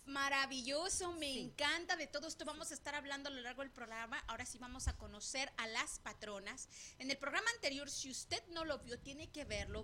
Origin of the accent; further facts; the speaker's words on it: Tepic, Nayarit, Mexico; Yo soy de Nayarit y, Tepic, el Tepic, el centro de Tepic, por el centro de Tepic pasan las vías del tren.